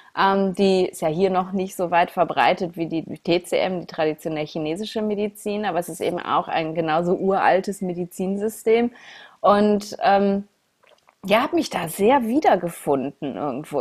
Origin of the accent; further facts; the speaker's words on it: Essen, North Rhine-Westphalia, Germany; in meiner Heimatstadt in Essen